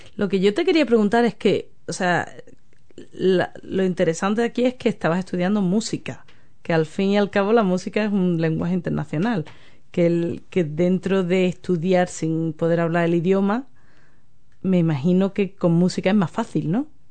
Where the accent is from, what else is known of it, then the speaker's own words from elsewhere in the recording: Andalusia, Spain; also born or lived in London, United Kingdom; now in New Zealand; yo vengo de Andalucía, yo que hablo del flamenco que, enseño flamenco